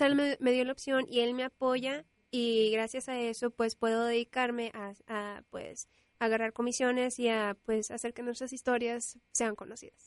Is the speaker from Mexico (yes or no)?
yes; Monterrey, Nuevo León, Mexico; nací en Monterrey y vivo en Monterrey